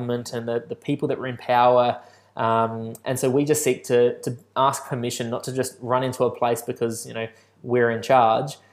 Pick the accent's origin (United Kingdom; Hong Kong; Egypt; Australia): Australia; Balaklava, South Australia; now in Adelaide, Australia; the country town I grew up in Balaclava